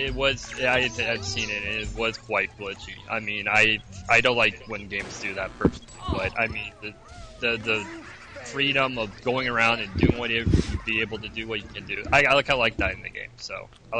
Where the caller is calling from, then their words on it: Melbourne, Victoria, Australia; calling from Melbourne.